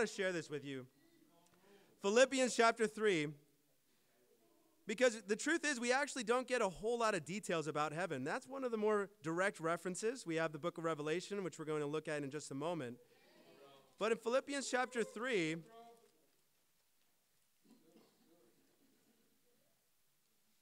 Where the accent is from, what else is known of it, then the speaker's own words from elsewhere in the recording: United States; now in Canada; I'm American